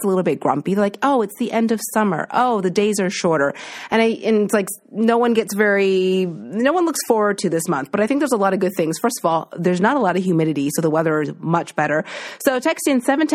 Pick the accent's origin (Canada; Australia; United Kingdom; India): Canada; East Coast, Atlantic Canada; now in Toronto, Canada; I'm from the East Coast